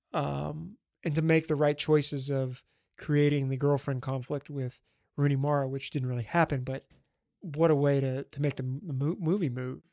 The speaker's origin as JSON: {"language": "English", "town": "Bossier City", "region": "Louisiana", "country": "United States", "tie": "born or raised there", "said": "my hometown"}